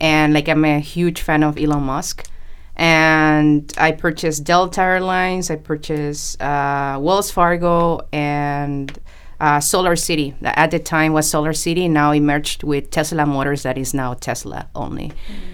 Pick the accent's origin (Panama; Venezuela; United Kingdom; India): Panama; moved away as an adult; also born or lived in Colombia / United States; now in Vancouver, Canada; I was born in Colombia, South America, and grew up in Panama